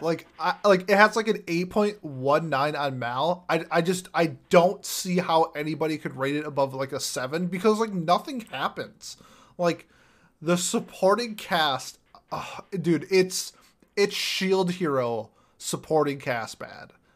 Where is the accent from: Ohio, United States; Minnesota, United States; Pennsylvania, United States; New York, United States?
Minnesota, United States; I'm from Minnesota